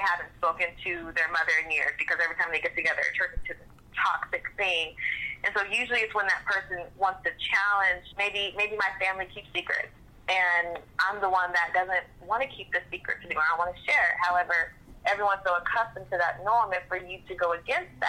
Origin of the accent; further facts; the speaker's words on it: Seattle, Washington, United States; moved away as an adult; now in Atlanta, United States; I'm from Seattle, and I also have my license in Georgia. Right now, I live outside of Atlanta